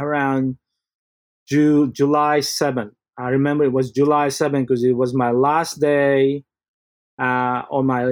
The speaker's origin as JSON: {"language": "English", "country": "Philippines", "tie": "born or raised there", "moved": "yes", "lives_now": "Sydney, Australia", "said": "I was born in the Philippines"}